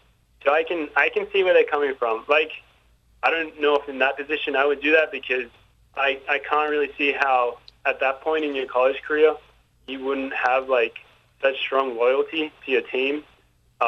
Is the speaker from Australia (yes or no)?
yes; Australia; accent: Australian; moved away as an adult; now in United States; as an Australian, the most annoying thing is if someone mistakes our accent for being a British accent.